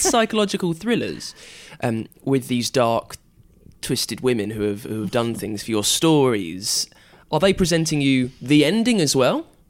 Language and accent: English; United Kingdom; I'm British